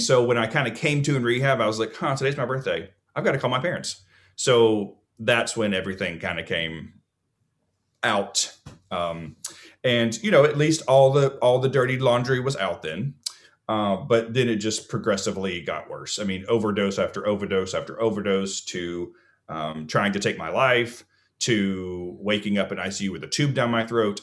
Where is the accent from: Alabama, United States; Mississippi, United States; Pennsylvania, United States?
Alabama, United States; also born or lived in Georgia; when I was adopted at two, I moved to Alabama